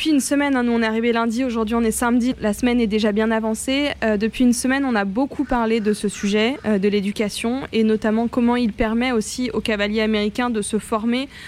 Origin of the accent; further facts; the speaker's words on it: France; Chez nous, en France et en Europe